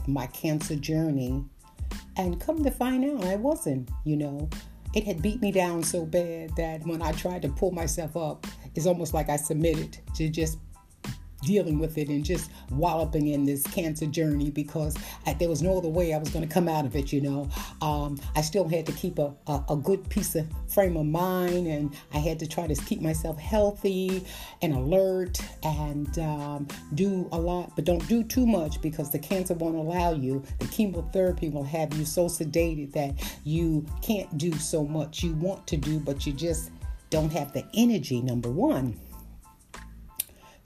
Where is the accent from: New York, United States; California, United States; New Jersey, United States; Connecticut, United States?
New York, United States; New York City; I came from Brooklyn, New York